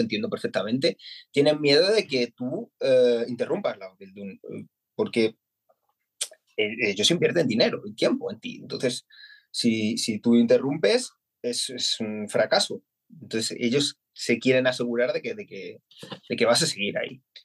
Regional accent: Madrid, Community of Madrid, Spain; moved away as an adult; now in Essen, Germany; yo soy de Madrid y llevamos en Alemania desde en marzo hicimos tres años

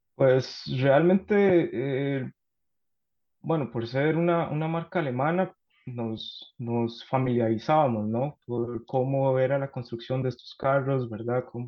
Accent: San José, Costa Rica; moved away as an adult; now in Karlsruhe, Germany; yo soy de Costa Rica

